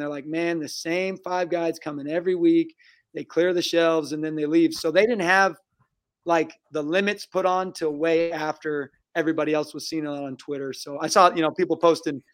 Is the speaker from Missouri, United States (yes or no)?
no; Eastern Washington, United States; I grew up in Eastern Washington